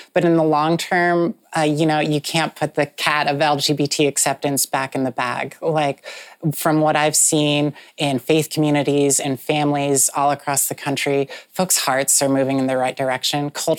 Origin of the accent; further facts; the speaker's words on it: Utah, United States; moved away as an adult; I was raised in the Mormon church. I left the Mormon church as a young adult. And I went back to Utah to see what had changed in Utah since I last left it in 2007.